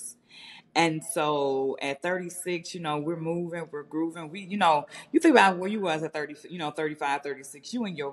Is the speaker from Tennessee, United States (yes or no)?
yes; Memphis, Tennessee, United States; I'm from Memphis, Tennessee, you know, I tell folks, I'm from one generation out the hood